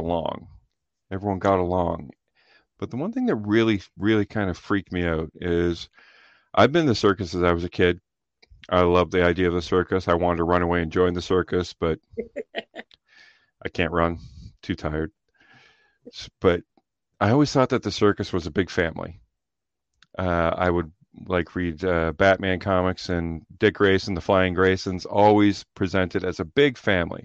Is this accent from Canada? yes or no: yes; Canada; I'm Canadian